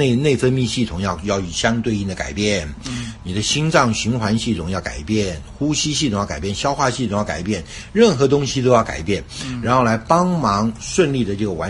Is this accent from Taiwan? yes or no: no; China; 我所知道的一些中医的一些这个概念呢，就是因为我是中国人，嗯，从从小呢就长大的呢